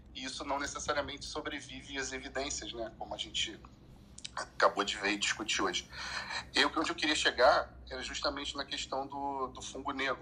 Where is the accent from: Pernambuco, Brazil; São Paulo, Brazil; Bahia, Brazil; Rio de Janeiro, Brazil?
Pernambuco, Brazil; Recife; Eu sou de Recife também